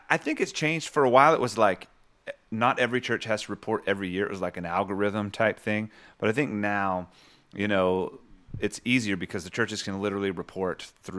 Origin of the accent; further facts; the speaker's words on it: the South, United States; Maybe we're both from the South